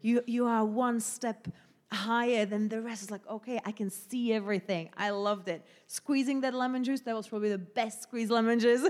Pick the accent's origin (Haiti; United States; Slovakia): Slovakia; English is a second language; moved away as an adult; also born or lived in Southampton; now in London, United Kingdom; 'cause I'm Slovakian